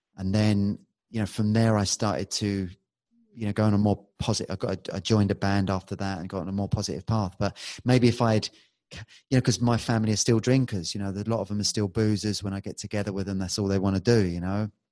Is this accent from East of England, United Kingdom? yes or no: no; London, United Kingdom; I was born in Balham, which is on the west side, and that's a rough